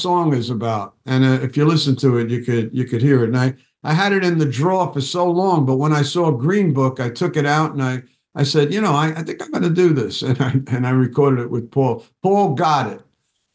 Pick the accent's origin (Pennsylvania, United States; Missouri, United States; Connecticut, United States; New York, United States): New York, United States; New York City; I was from the Bronx.